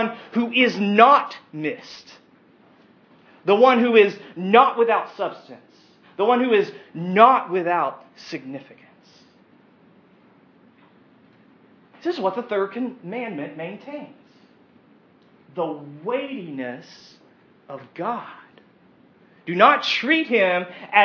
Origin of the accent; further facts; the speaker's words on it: United States; we as American Christians